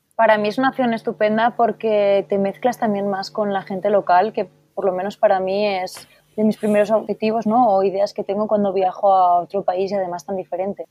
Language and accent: Spanish; Spain; Estoy en una asociación aquí en mi país de origen